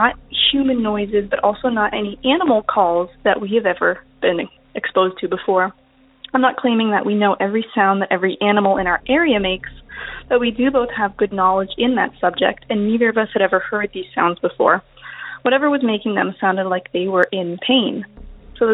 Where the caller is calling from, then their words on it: New York, United States; Hi Derek, it's … I'm calling from New York.